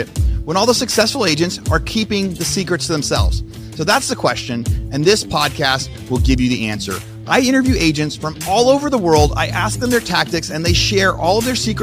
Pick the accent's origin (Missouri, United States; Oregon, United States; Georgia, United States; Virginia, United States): Oregon, United States; Southern; I was born in Southern Oregon, like small town Southern Oregon